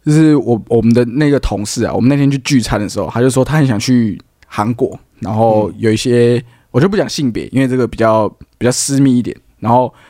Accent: Taiwan; 我们台湾的，台湾的

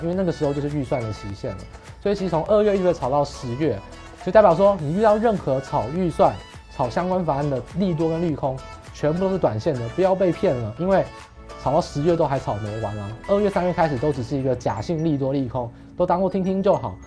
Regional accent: Taiwan; 我们是台湾人

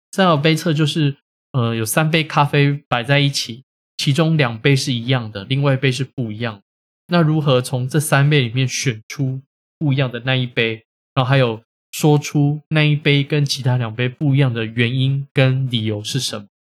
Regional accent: Taiwan; 我们台湾人

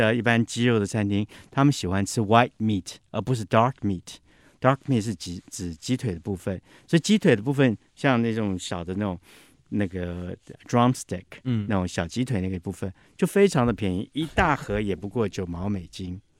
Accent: Taipei, Taiwan; also born or lived in New York; 我想自己身为台北人的，

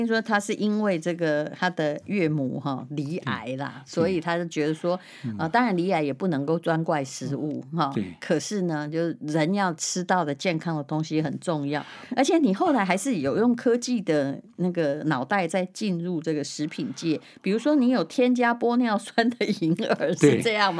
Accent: Yilan County, Taiwan; 我们宜兰人得了很多肺腺癌。

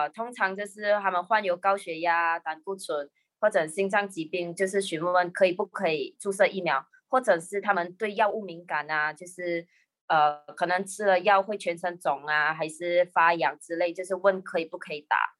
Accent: Malaysia; 我是来自马来西亚的药师，

